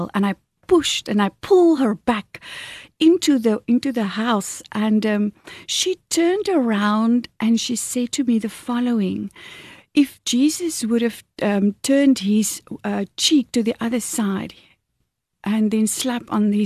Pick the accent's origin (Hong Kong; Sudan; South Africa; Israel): South Africa; when I was growing up in Kolsrivier on a farm, in a normal Afrikaans family